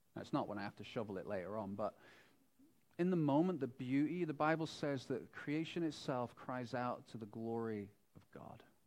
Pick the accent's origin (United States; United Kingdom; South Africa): United Kingdom; moved away; also born or lived in Wales; I'm from Britain and there's lots of sheep. We lived in Wales